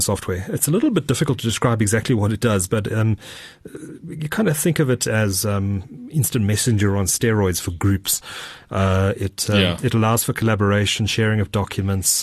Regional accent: Durban, KwaZulu-Natal, South Africa; my hometown, Durban. Durban by the sea.

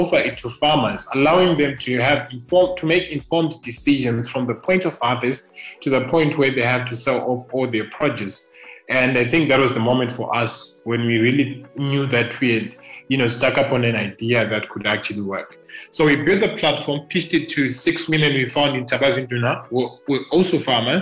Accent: Nyazura, Manicaland, Zimbabwe; now in Harare, Zimbabwe; I grew up mainly in Nyazura, which is a town here in Zimbabwe

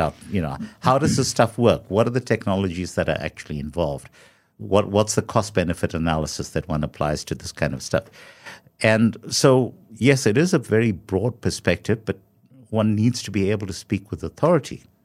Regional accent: South Africa; as a South African, you know, carrying your South African passport

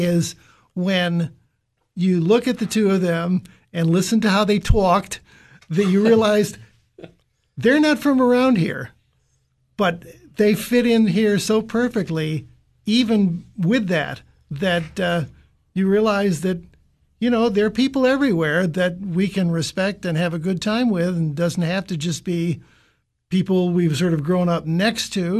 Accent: Chicago, Illinois, United States; moved away; I grew up in Chicago

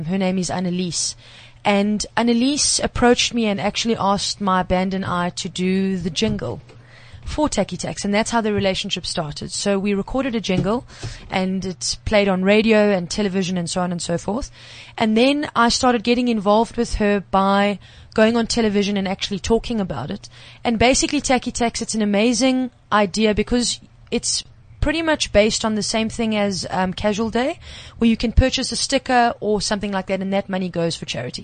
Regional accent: Magaliesburg, Gauteng, South Africa; moved away as an adult; now in Johannesburg, South Africa; I'm not a Joburg girl as such. I was born in Magaliesburg and moved to, pretty much a farm girl, moved to the big bad city to study.

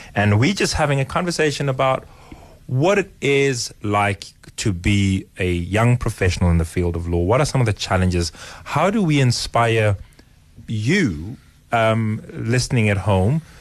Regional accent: Johannesburg, Gauteng, South Africa; I grew up in Johannesburg

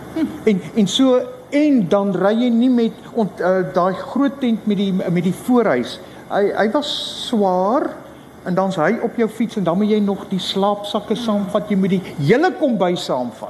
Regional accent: Rooi Els, Western Cape, South Africa; also born or lived in Belgium; ek is van Suid-Afrika

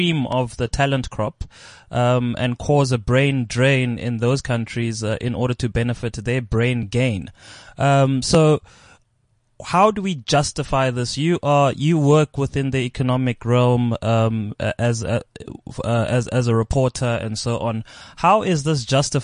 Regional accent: South Africa; And I'm just South African.

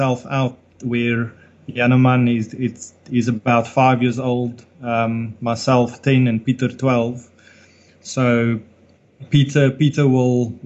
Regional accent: Nelspruit, Mpumalanga, South Africa; We grew up in Nelspruit. We were very fortunate to have a wonderful childhood

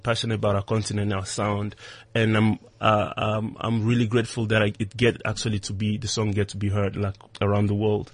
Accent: Goma, North Kivu, DR Congo; moved away as an adult; also born or lived in Durban, South Africa; now in South Africa; my hometown, Goma, a very small town east of DRC

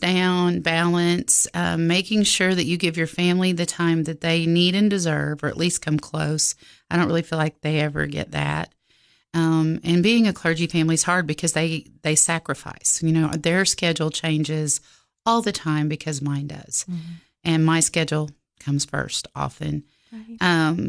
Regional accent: Oklahoma, United States; Yes, ma'am.

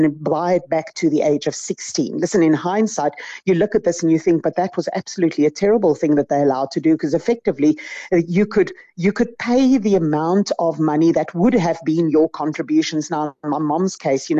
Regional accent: Centurion, Gauteng, South Africa; also born or lived in Pretoria; I grew up in what is now known as Centurion. It was Verwoerdburg at the time.

